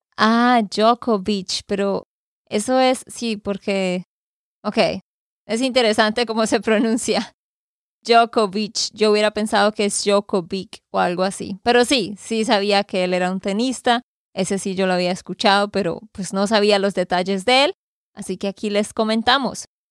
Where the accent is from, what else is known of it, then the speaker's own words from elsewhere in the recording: Santander, Colombia; de Santander, Colombia.